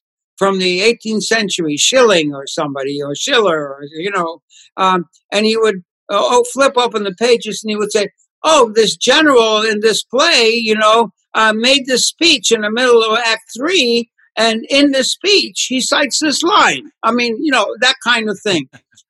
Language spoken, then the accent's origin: English; Poland; English is a second language; my grandfather used to take me to the synagogue, and you know, growing up in Poland, you know, it was inevitably exposure to the Torah, to the prayers